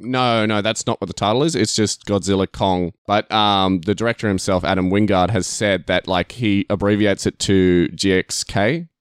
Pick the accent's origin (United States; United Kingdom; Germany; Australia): Australia